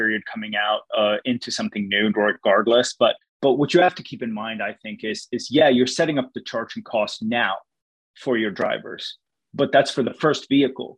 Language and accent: English; Sweden; moved away; I'm born and raised in Sweden